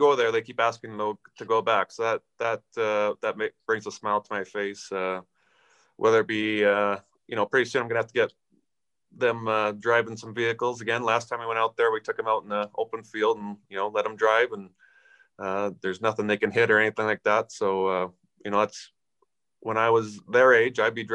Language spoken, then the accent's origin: English; Aneroid, Saskatchewan, Canada; we grew up in Aneroid